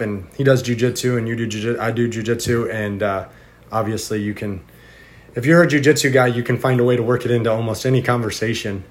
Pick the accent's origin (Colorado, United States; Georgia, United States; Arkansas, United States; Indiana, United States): Indiana, United States; moved away; also born or lived in Florida; I originally I'm from Indiana originally, and then we moved to Florida